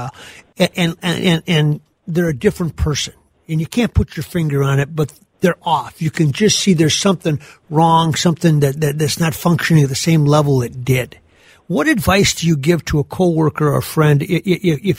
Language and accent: English; Gaylord, Minnesota, United States; I'm from Gaylord